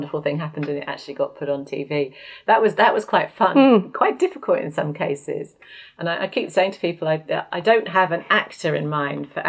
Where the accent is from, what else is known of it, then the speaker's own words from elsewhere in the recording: Oxford, South East England, United Kingdom; my hometown